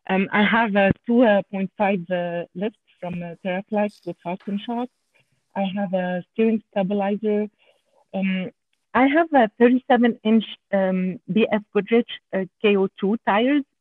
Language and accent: English; Canada; accent: French Canadian; English is a second language; I'm I'm sorry about my accent because I'm a French Canadian.